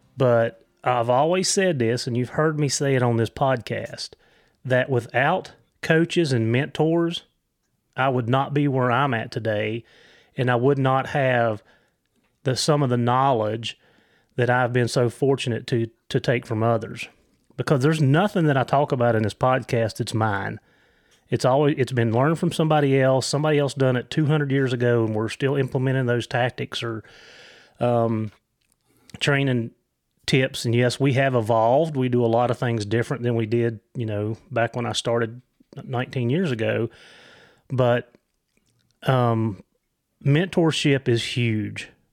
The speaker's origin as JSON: {"language": "English", "region": "Virginia", "country": "United States", "said": "I'm from Virginia"}